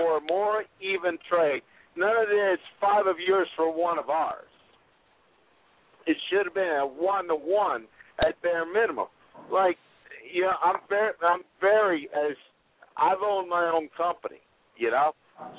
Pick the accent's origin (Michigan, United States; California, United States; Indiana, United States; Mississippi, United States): Indiana, United States; Jasper; I'm from Jasper, Indiana, originally